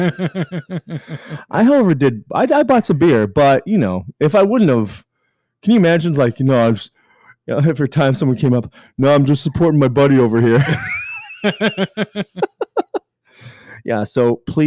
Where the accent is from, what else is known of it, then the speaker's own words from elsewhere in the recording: Canada; I'm Canadian